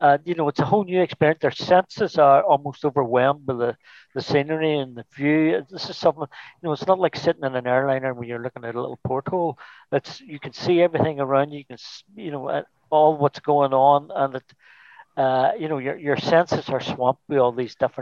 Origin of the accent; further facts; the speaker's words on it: Derry, Northern Ireland, United Kingdom; I'm originally from Derry